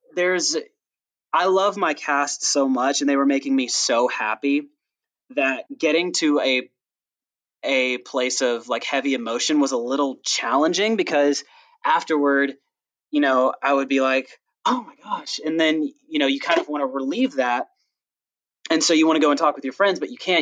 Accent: the South, United States; I'm actually from the South

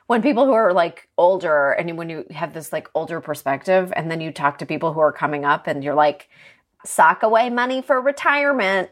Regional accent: Toronto, Ontario, Canada; moved away; I grew up in Toronto.

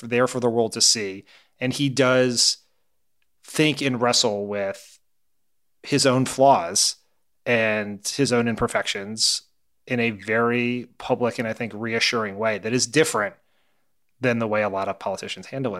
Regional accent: near Claymont, Delaware, United States; Claremont, Delaware, which, you know, near where I grew up

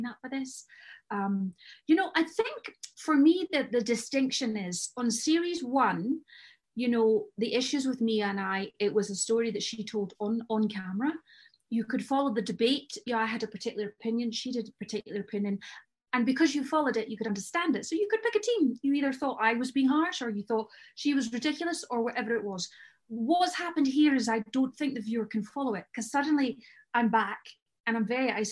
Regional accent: Scotland, United Kingdom; now in Jersey; I'm Scottish

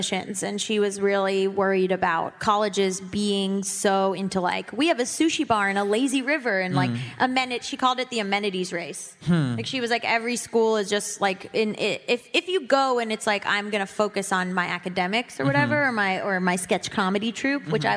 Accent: Florida, United States; I'm from Florida

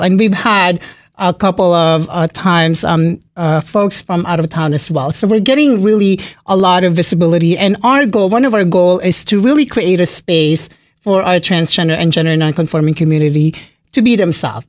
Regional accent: Philippines; now in Springfield, Virginia, United States; I'm from the Philippines, born and raised in the Philippines

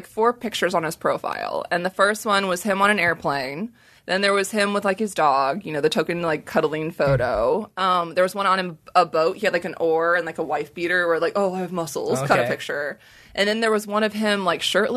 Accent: Arizona, United States; I grew up in Arizona

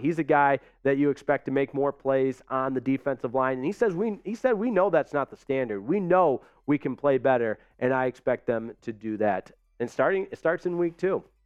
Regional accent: Michigan, United States; moved away; from Michigan, my home state

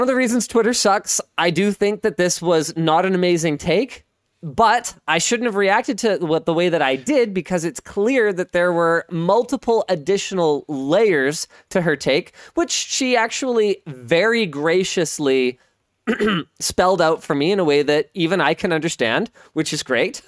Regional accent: Canada; I'm Canadian

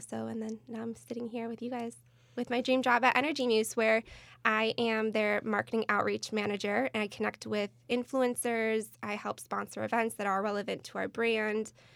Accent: Michigan, United States; moved away as an adult; now in California, United States; born and raised in the Midwest, originally from Michigan

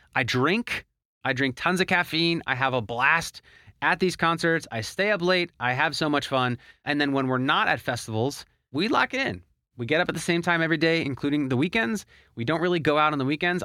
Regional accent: Philadelphia, Pennsylvania, United States; moved away as an adult; now in Miami, United States; I actually moved away from my hometown of Philadelphia to Miami, Florida

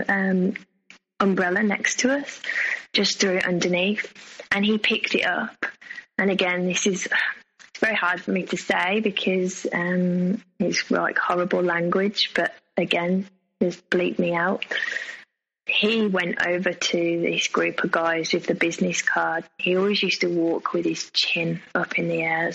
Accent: England, United Kingdom; accent: English; my English accent

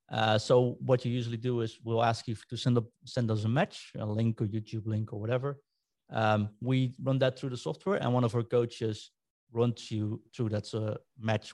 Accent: Rotterdam, South Holland, Netherlands; moved away; I'm from Rotterdam originally.

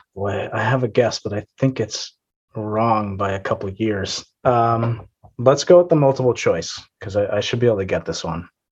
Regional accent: Boston, Massachusetts, United States; I am from uh, the Boston area

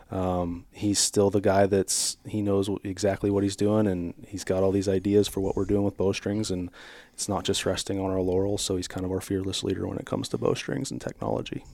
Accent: Strasburg, Ohio, United States; I grew up in Stroudsburg, Ohio here

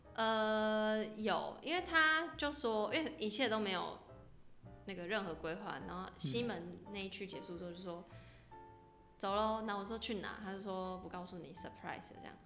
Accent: Taipei, Taiwan; 我身为一个台北人，我对西门的那些小巷很不熟

